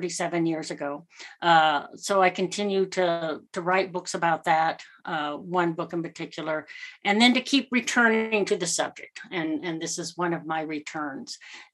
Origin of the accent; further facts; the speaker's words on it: United States; I'll speak as an American